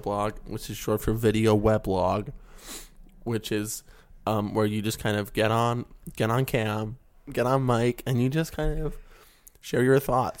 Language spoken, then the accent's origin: English; West Virginia, United States; now in California, United States; You can tell by my accent that I'm clearly from West Virginia.